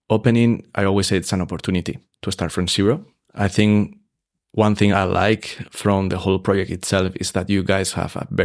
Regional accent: Salzburg, Austria; we are a hotel that is genuinely Salzburg mm. because mm. you are 11 generation here. So we are from Salzburg, but we want to bring a fresh, a fresh concept to the city because it's good for everyone.

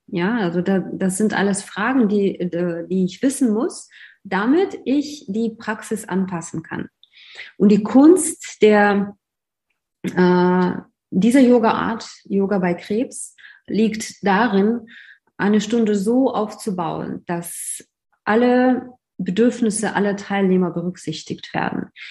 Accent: Russia; moved away as an adult; also born or lived in Moscow; now in Germany; Ich komme ursprünglich aus Russland

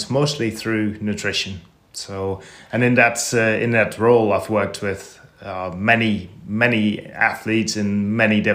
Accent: Netherlands; So I grew up in Holland

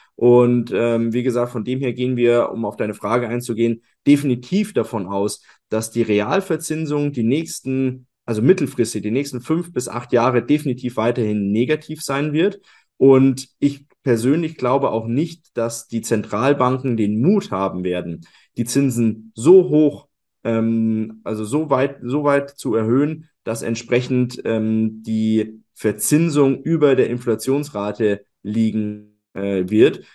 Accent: Germany; bei uns in, in Deutschland

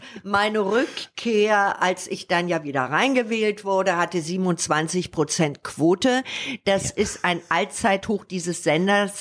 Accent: Berlin, Germany; moved away as an adult; also born or lived in England; in meiner Heimatstadt

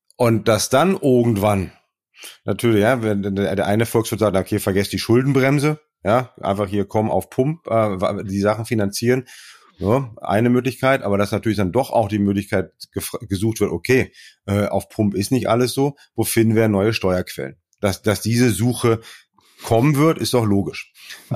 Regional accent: Germany; bei uns in Deutschland

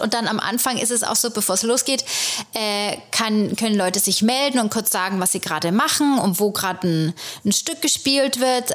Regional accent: Germany; moved away as an adult; now in New York, United States; ich als äh, Deutsche hier

